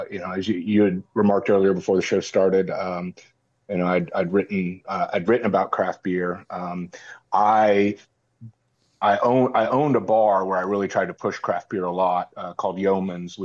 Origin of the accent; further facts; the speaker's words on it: Tampa, Florida, United States; I'm born and raised in Tampa, Florida. I'm a sixth generation